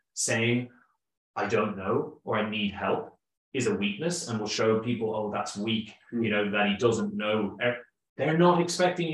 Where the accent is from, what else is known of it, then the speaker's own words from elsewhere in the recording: Kildare, Leinster, Ireland; I am from Kildare